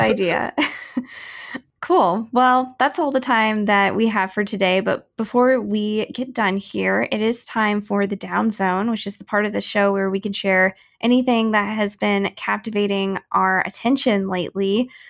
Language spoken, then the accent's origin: English; St. Louis, Missouri, United States; now in Kansas City, United States; I grew up in St. Louis and watched a lot of hockey over there